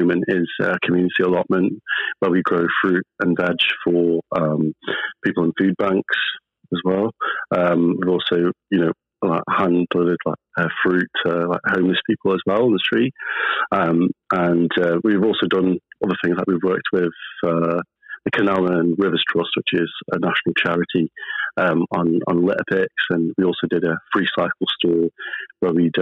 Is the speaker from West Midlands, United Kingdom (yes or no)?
yes; Stoke-on-Trent, West Midlands, United Kingdom; born or raised there; also born or lived in Pakistan